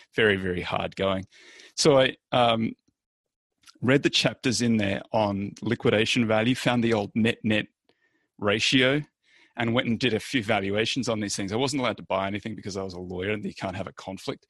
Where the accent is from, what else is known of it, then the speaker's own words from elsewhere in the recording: Australia; moved away; I'm Australian originally